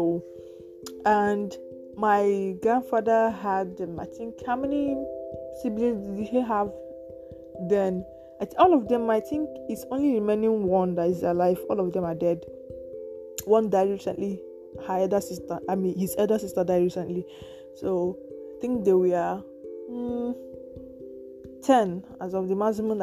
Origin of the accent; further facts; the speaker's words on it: Imo, Nigeria; I am from Imo State, Nigeria